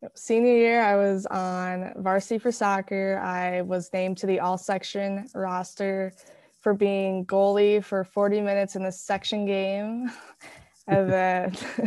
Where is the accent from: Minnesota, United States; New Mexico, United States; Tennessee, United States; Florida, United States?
Minnesota, United States; Hastings; also born or lived in Woodbury; I was born in Woodbury. I've always lived in Hastings